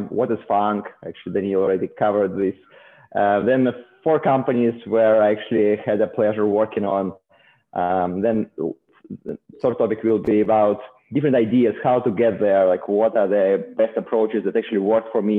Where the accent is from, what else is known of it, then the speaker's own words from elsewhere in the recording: Saint Petersburg, Russia; moved away as an adult; also born or lived in South Korea; now in Silicon Valley, United States; originally I'm from Russia, from St. Petersburg